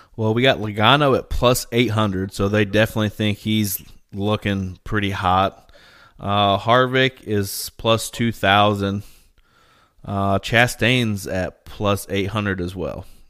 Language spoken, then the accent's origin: English; Indiana, United States; we're from Indiana